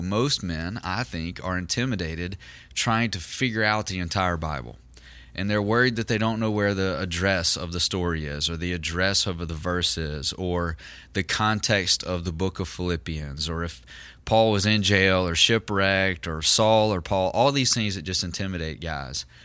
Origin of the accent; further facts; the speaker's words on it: Southern United States, United States; in our context in the South, you know, in, in the Southern United States